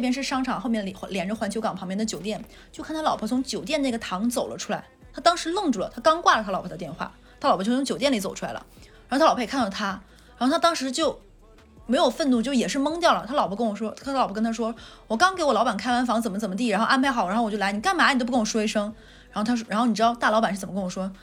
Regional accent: Northeast China, China; moved away; 我是东北人，我没， 我来南方之前没吃过熏鱼

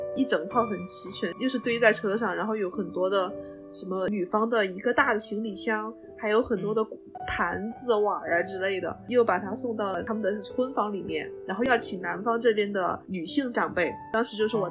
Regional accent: Wanzhou, Chongqing, China; 我们老家是万州那边儿的

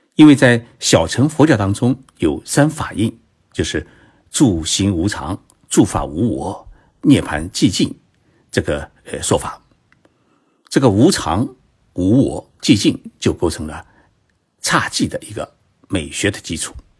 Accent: China; 我们中国人

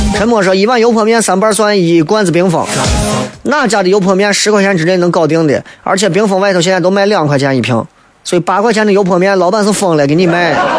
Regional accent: China; 我们中国人，咱们中国人

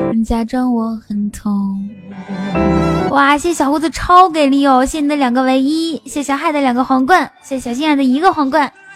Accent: Inner Mongolia, China; now in Shanghai, China; 我是内蒙古人

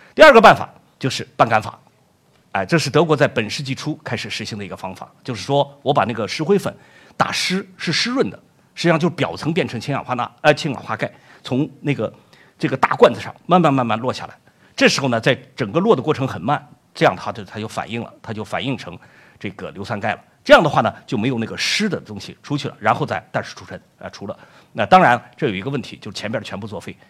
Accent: Shaanxi, China; moved away as an adult; also born or lived in Germany; 我的家乡呢，陕西

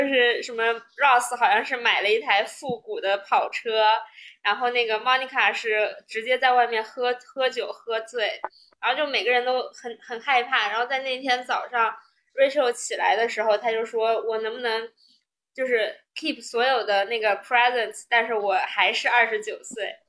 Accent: China; also born or lived in United States; 我们中国人

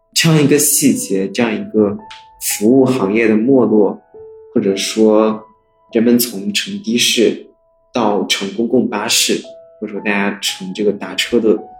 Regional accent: China; 我们作为一个中国人，应该都是土生土长的中国人

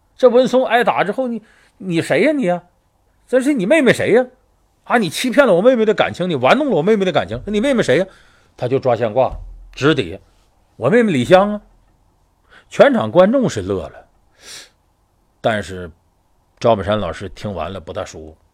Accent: Northeast China, China; 我是东北人有直接关系，我们打小呢接受这些四六八句儿的一些教育

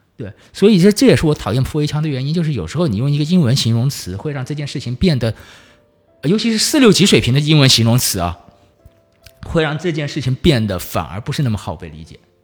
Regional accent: Nanchang, Jiangxi, China; moved away; 我是，呃，江西南昌人嗯。就，就在我的老家，现在有很多上年纪一点的人，他是根本不会说普通话

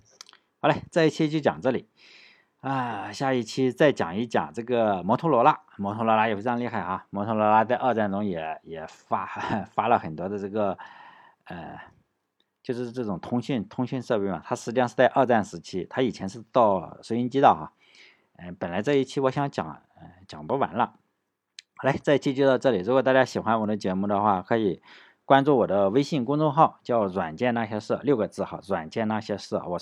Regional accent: United States; 我们美国人是吧？咱们美国人也不能这样这么恶心

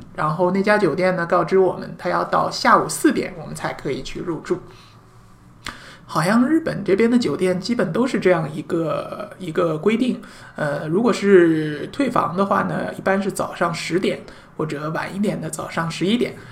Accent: China; 我们中国人

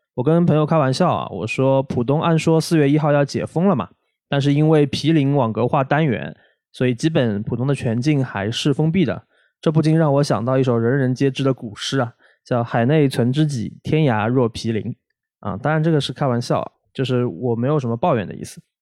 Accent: Shanghai, China; 因为我自己是八十年代的尾声出生在上海的，呃，在上海生活了三十多年嘛

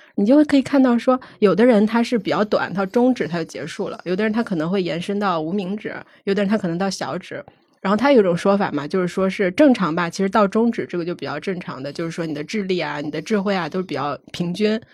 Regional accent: Shanxi, China; 因为我山西人嘛，我们那边儿其实还挺流行的

